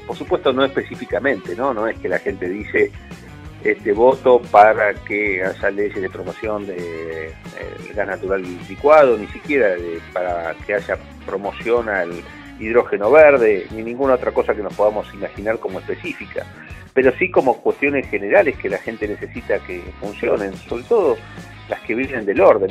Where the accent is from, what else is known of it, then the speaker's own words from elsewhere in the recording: Neuquén, Argentina; los que somos de Neuquén